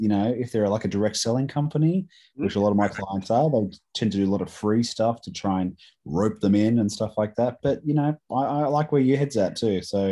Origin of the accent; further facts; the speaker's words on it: United States; I'm American.